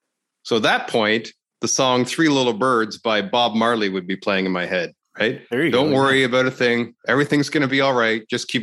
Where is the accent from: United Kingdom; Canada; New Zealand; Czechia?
Canada; I'm Canadian, eh?